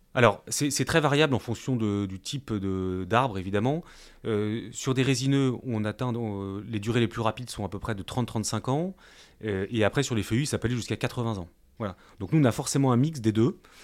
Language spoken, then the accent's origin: French; Brest, Brittany, France; chez nous en Bretagne